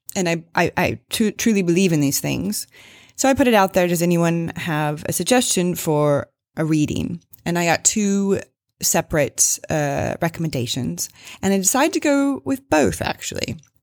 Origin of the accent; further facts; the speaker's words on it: Springfield, Missouri, United States; I am an American, uh, grew up in Springfield, Missouri